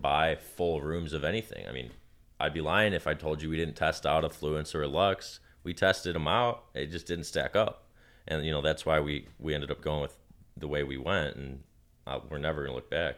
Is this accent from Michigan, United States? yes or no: yes; Detroit, Michigan, United States; I'm from Detroit